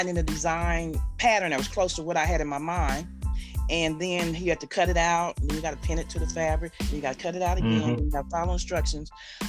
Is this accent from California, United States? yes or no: no; Columbus, Ohio, United States; also born or lived in Mansfield, Ohio; I've been here in Columbus since I was 13 months old